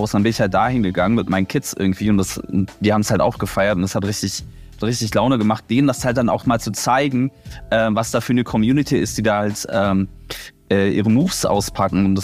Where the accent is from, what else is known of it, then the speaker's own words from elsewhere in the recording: Berlin, Germany; weil ich bin direkt an der Berliner Mauer groß geworden und die wäre voll gesprüht mit Graffiti.